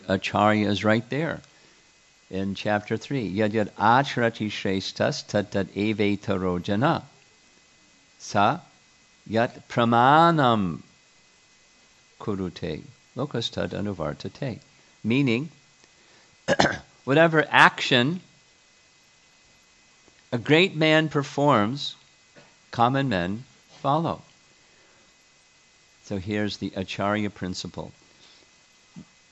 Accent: United States; being American

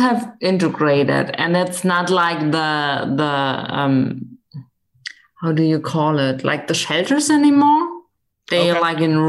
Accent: West Germany, Germany; moved away as an adult; now in East Germany, Germany; I'm living in East Germany right now, and I grew up in West Germany

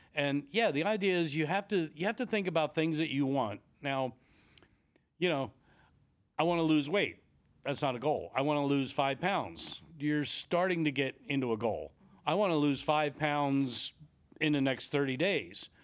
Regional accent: Lancaster, Pennsylvania, United States; I grew up just outside the Amish country in Lancaster, Pennsylvania.

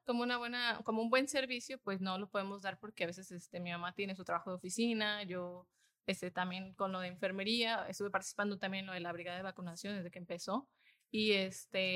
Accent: Iguala, Guerrero, Mexico; nosotros somos de Iguala de la Independencia, somos originarias de allá

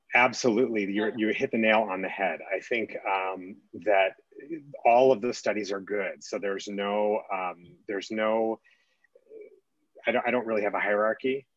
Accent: California, United States; now in Colorado, United States; I grew up in California

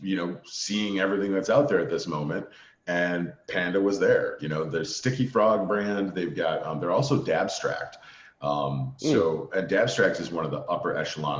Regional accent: Chicago, Illinois, United States; now in Washington, United States; I'm from Chicago.

